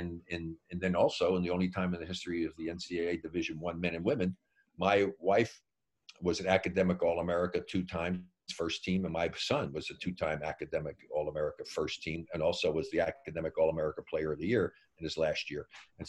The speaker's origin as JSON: {"language": "English", "town": "Elizabeth", "region": "New Jersey", "country": "United States", "tie": "born there", "said": "Yeah, I was born in Elizabeth."}